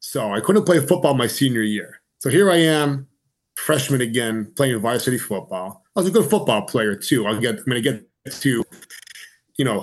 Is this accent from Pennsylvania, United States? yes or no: yes; Old Forge, Pennsylvania, United States; I grew up in NEPA. I was born and raised in Old Forge.